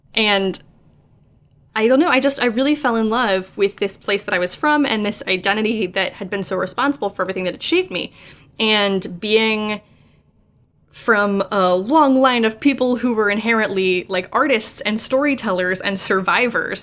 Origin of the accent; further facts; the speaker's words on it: Morgantown, West Virginia, United States; moved away as an adult; native West Virginian, I was born and raised in Morgantown for the first 18 years of my life, and I only left when I went to go to college